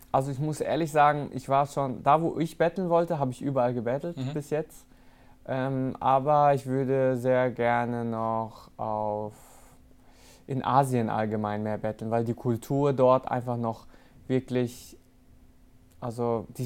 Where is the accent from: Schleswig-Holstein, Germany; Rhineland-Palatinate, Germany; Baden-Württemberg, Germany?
Baden-Württemberg, Germany; Rastatt; Natürlich habe ich vietnamesische Wurzeln, es zieht mich auch immer wieder dahin und ich fühle mich auch als äh, Vietnamese so, aber so wirklich Heimat, wenn ich daran denke, okay, was mich geprägt hat, was mein Leben ausgemacht hat, auf